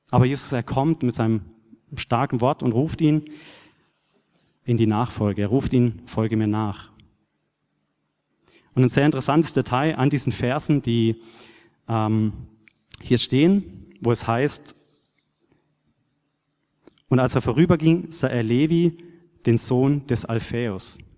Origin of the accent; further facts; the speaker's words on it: Baden-Württemberg, Germany; ich bin auf einem kleinen Bauernhof aufgewachsen in Südbaden und war da schon als kleiner Knirps oft mit meinem Vater oder Großvater im, auf dem Acker unterwegs oder in den Weinbergen